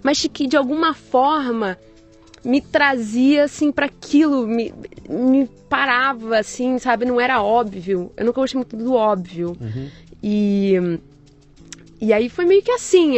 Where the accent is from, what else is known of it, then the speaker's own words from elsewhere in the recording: Rio de Janeiro, Brazil; moved away as an adult; also born or lived in London, United Kingdom; now in New York, United States; eu nasci no Rio de Janeiro é. e há 15 anos eu moro fora do Brasil